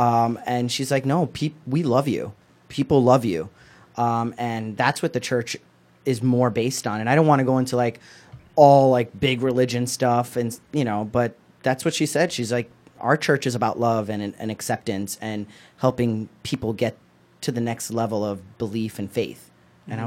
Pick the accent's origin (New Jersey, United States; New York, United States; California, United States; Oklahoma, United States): New Jersey, United States; Newark; I went to a high school, public high school here in Newark